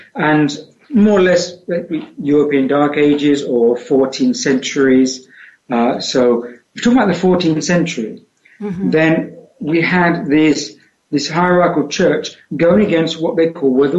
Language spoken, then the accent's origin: English; United Kingdom; accent: British; moved away; I was born in the center of the UK